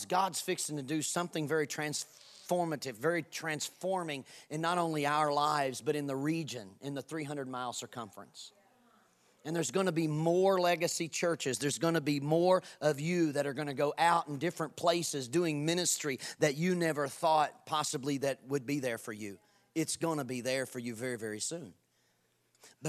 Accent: Kentucky, United States; I'm from Kentucky

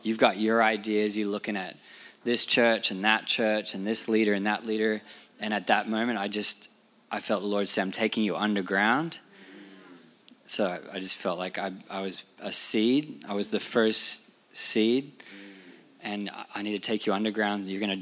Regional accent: Sydney, New South Wales, Australia; moved away as an adult; now in New York, United States; we come from Sydney, Australia

